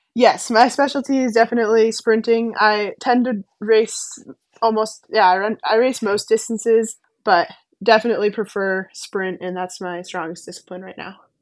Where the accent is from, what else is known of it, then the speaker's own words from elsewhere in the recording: Weston, Massachusetts, United States; I grew up skiing on the Weston Golf Course outside of Boston